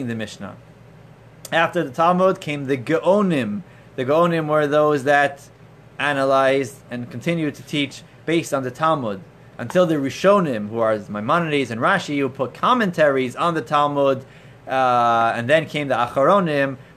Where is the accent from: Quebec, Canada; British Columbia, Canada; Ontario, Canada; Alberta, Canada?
Ontario, Canada; Toronto; as a child growing up in Toronto